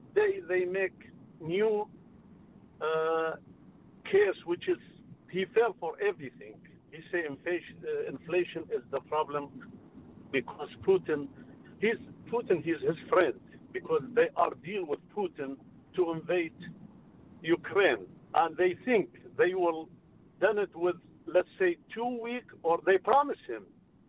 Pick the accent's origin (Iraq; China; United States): Iraq; English is a second language; moved away as an adult; I am from Iraq.